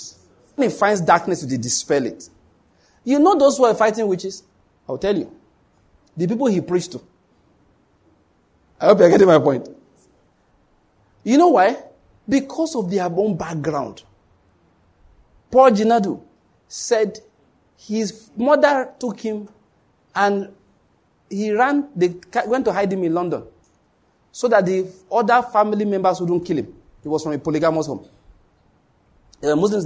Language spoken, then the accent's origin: English; Western Nigeria, Nigeria; I'm from Western Nigeria